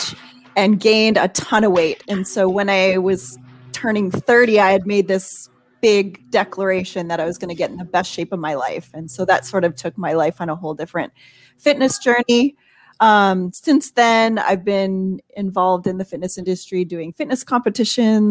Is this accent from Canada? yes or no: yes; Canada; moved away as an adult; now in Fort Worth, United States; I'm actually born and raised in Canada